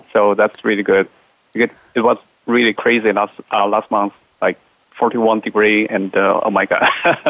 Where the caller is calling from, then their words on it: Paris, Île-de-France, France; Exactly, I'm calling from Paris. Bonjour, everyone.